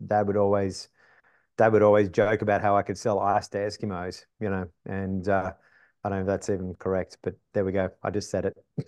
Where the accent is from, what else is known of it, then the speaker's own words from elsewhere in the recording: Wollongong, New South Wales, Australia; moved away as an adult; now in United States; grew up on the East Coast of Australia, like most Australians. Um, grew up in a city, you know, quarter of a million